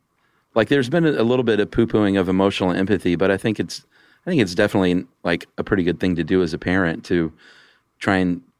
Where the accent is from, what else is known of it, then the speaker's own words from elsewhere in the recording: Florida, United States; I grew up in Florida, so we spent most of the summer with our shoes off.